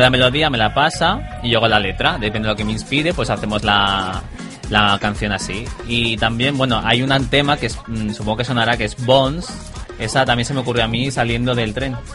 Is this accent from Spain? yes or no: yes; El Prat de Llobregat, Catalonia, Spain; Yo soy del Prat.